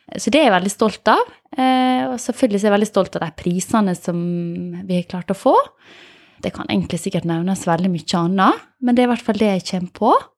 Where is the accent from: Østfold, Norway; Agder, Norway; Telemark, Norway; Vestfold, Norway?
Agder, Norway; Åmli; jeg er fra Åmli